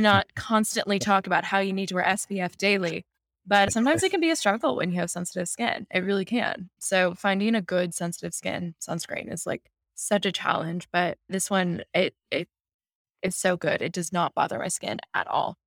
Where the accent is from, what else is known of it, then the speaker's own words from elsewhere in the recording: New York City, New York, United States; I'm a typical New Yorker